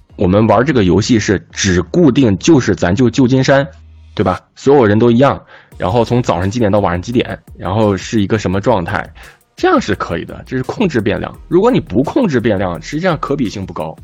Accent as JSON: {"language": "Chinese", "region": "Tianjin", "country": "China", "said": "我自己作为一个天津人"}